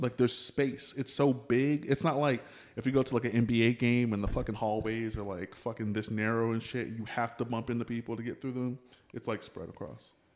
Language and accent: English; Pflugerville, Texas, United States; I grew up in Pflugerville